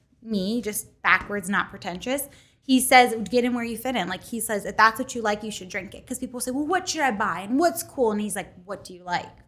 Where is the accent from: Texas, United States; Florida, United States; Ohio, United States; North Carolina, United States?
Ohio, United States; Youngstown; I'm an Italian girl from Youngstown